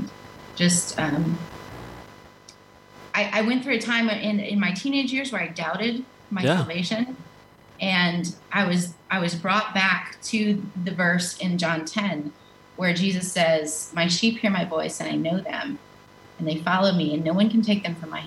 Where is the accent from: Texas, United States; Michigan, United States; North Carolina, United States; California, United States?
North Carolina, United States; Western; moved away; I grew up in the mountains of Western North Carolina.